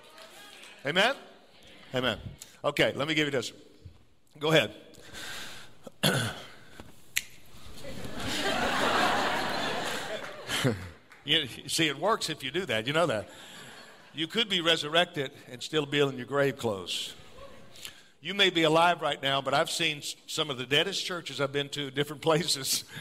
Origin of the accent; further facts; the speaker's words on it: New Orleans, Louisiana, United States; now in Elk Grove, United States; I'm from South Louisiana. I'm from New Orleans area. I was born in New Orleans. So jazz music. We grow up dancing.